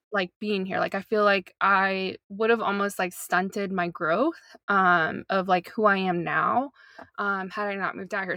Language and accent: English; North Carolina, United States; moved away as an adult; also born or lived in Portland; now in Long Beach, United States; I was born and raised in North Carolina, in the good old South